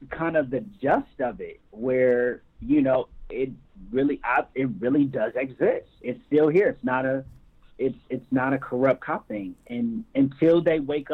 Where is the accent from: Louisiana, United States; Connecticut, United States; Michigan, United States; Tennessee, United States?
Michigan, United States; now in California, United States; growing up in Michigan